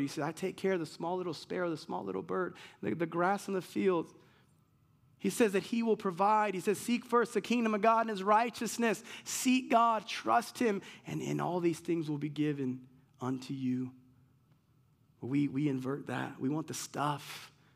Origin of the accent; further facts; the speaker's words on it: United States; I'm American.